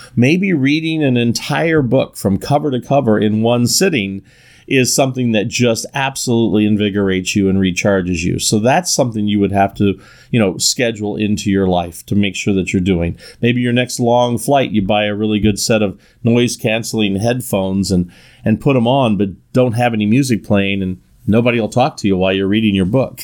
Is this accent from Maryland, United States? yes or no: no; Northern California, United States; I'm from Northern California